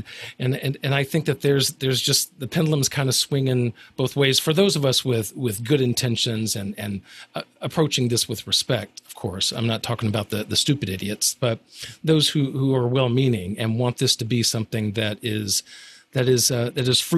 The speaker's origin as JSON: {"language": "English", "region": "Alabama", "country": "United States", "said": "I'm from Alabama, so whenever I go back to Alabama, if I've been there a few days or, or, or I'm around my family, then it can start to come out a little bit."}